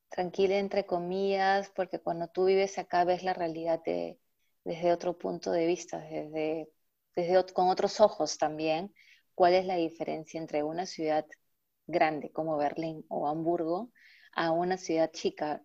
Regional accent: Lima, Peru; moved away as an adult; now in Germany; Yo vengo de Lima, que es la capital

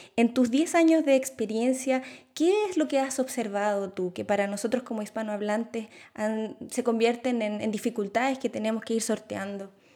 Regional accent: Chile; now in Germany; yo vengo de Chile

